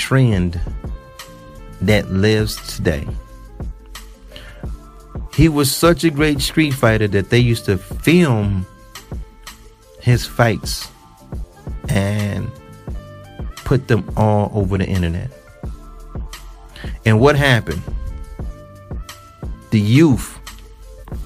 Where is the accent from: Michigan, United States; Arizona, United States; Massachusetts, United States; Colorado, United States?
Michigan, United States; Detroit; I'm from Detroit.